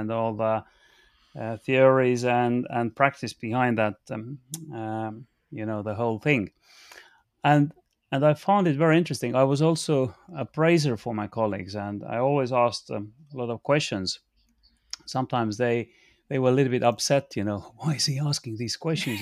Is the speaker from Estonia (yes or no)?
yes; Estonia; moved away as an adult; now in United Kingdom; I'm coming from Estonia and I'm an Estonian.